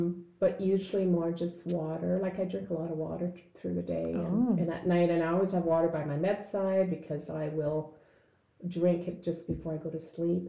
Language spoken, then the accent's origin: English; Azilda, Ontario, Canada; born or raised there